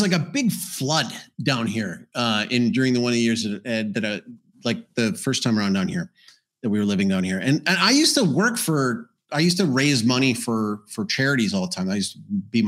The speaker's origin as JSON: {"language": "English", "region": "Alberta", "country": "Canada", "also_born_or_lived": "South America", "moved": "yes", "said": "I'm from Alberta"}